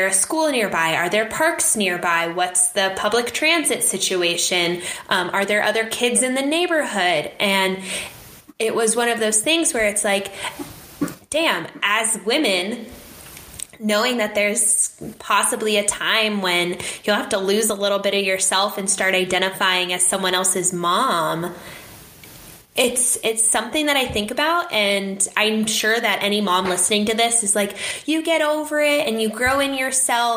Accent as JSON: {"language": "English", "town": "Phoenix", "region": "Arizona", "country": "United States", "said": "I'm from Phoenix, this is where I'm from"}